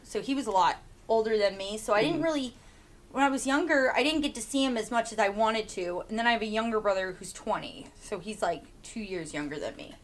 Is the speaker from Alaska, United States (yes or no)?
yes; Soldotna, Alaska, United States; I'm from here. I grew. I've lived here my whole life. I'm 22 years old. Yeah, and I grew up here in Soldotna, Alaska.